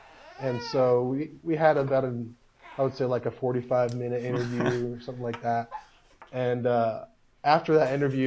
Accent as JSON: {"language": "English", "region": "Delaware", "country": "United States", "moved": "as an adult", "lives_now": "Guatemala", "said": "I'm from Delaware"}